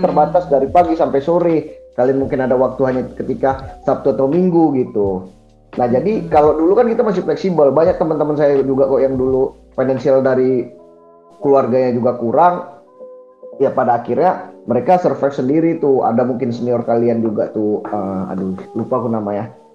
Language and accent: Indonesian; Medan, North Sumatra, Indonesia; moved away; asal saya asalnya Medan